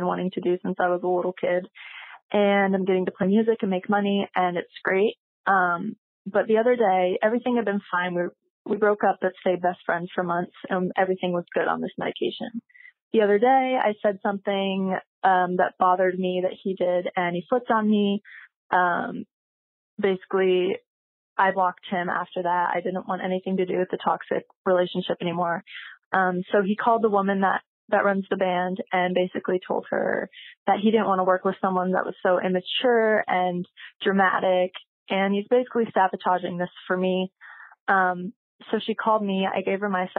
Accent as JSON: {"language": "English", "region": "Texas", "country": "United States", "tie": "born or raised there", "moved": "as an adult", "lives_now": "Arizona, United States", "said": "I am 21 and I grew up in Texas"}